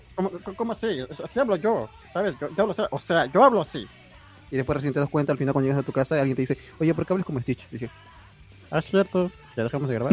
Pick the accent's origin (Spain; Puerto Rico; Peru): Peru; Yo soy peruano